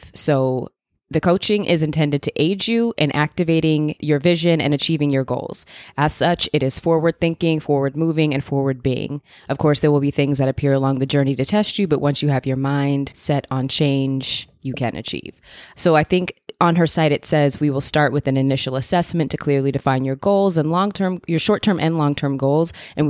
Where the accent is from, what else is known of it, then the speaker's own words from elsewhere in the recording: Arizona, United States; You know, growing up in Arizona and then being here and stuff like that. It was always warm in spring.